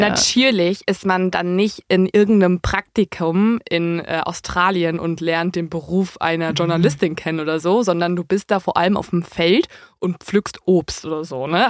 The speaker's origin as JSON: {"language": "German", "area": "near Dortmund", "region": "North Rhine-Westphalia", "country": "Germany", "said": "ich komme aus der Nähe von Dortmund"}